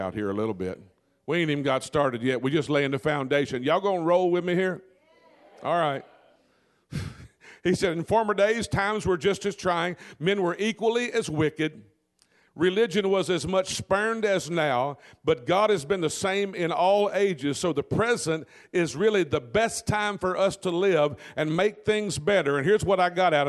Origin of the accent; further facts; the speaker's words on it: Delta Country, Louisiana, United States; I'm from Delta Country down in that part of Louisiana